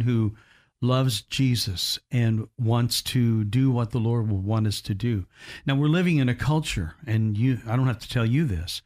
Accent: Evansville, Indiana, United States; my hometown of Ev- Evansville, Indiana

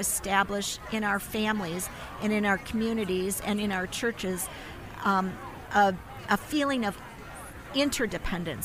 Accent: Minnesota, United States; accent: Minnesota; moved away as an adult; now in Colorado, United States; my Minnesota accent slipping through, but I'm from Colorado. We've lived there for 20 years, but it's still there

